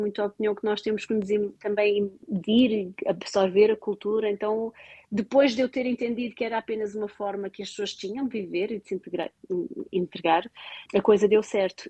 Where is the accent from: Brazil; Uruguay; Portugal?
Portugal; moved away as an adult; now in Cork, Ireland; Como boa portuguesa